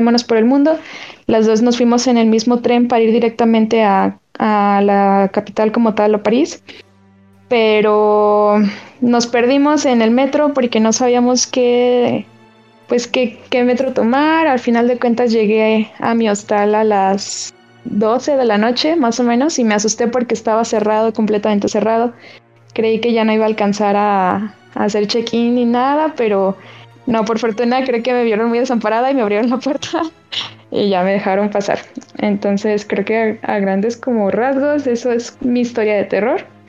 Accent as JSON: {"language": "Spanish", "town": "León", "region": "Guanajuato", "country": "Mexico", "said": "yo soy de León"}